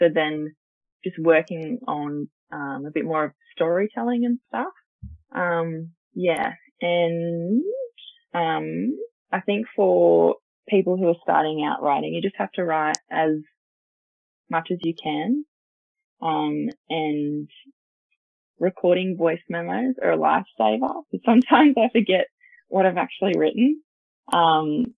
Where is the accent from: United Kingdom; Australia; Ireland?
Australia; Port Macquarie, New South Wales; now in Newcastle, Australia; I'm 21. I grew up in Port Macquarie